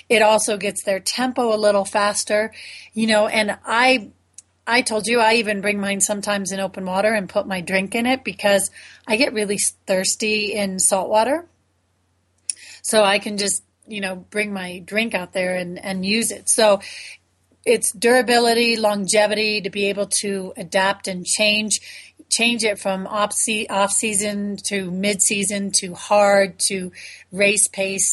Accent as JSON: {"language": "English", "region": "Florida", "country": "United States", "tie": "born or raised there", "said": "I grew up in Florida"}